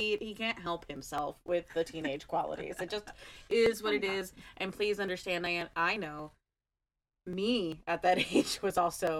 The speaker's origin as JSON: {"language": "English", "country": "United States", "said": "apologize for being American in every episode."}